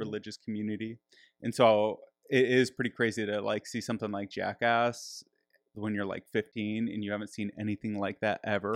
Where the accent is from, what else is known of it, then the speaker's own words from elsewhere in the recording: Michigan, United States; I grew up in Michigan.